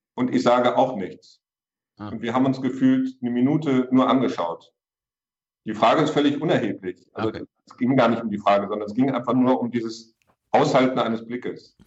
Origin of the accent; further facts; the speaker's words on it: Hamburg, Germany; Das kann ich auch als Hamburger sagen